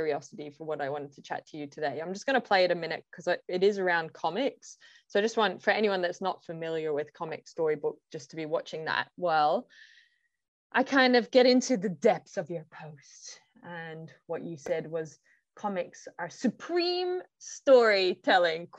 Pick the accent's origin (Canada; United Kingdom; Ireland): Ireland; I'm from Ireland